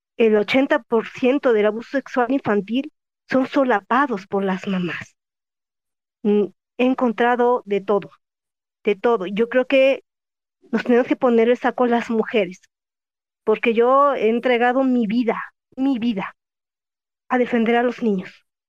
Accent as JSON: {"language": "Spanish", "region": "Jalisco", "country": "Mexico", "said": "yo soy de Jalisco"}